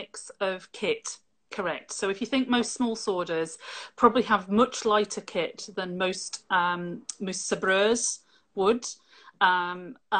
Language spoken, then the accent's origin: English; Lancashire, North West England, United Kingdom; moved away as an adult; also born or lived in Scotland; now in Yorkshire, United Kingdom; Spent most of my schooling in Lancashire